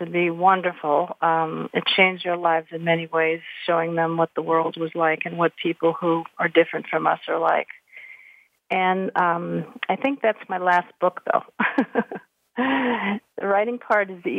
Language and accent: English; New York City, New York, United States; moved away as an adult; now in St. Louis, United States; I grew up in Harlem